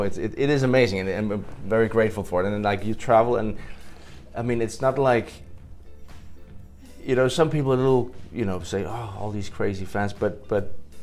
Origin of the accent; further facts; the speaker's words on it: Denmark; I come from Denmark.